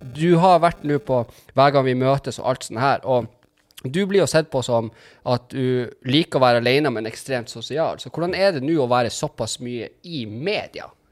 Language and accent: Norwegian; Tromsø and Berlevåg, Troms og Finnmark, Norway; jeg er jo egentlig fra Tromsø og Berlevåg